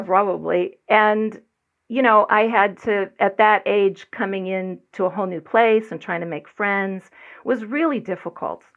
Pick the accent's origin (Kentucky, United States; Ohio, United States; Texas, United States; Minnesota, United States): Ohio, United States; Broadview Heights; moved away; I was born and raised in Broadview Heights, Ohio, which is just outside of Cleveland